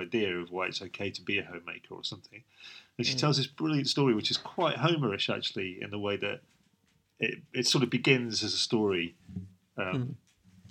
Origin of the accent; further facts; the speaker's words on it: United Kingdom; we're British